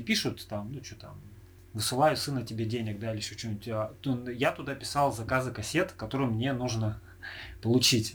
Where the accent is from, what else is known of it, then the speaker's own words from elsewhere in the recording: Irkutsk, Irkutsk Oblast, Russia; мы э, родом из Иркутска